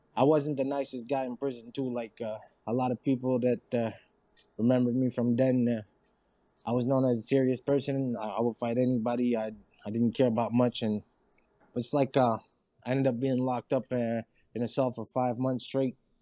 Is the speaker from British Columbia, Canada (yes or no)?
no; Saint-Léonard, New Brunswick, Canada; I'm from New Brunswick. I was in a small town. I'm from St. Leonard, so St. Leonard.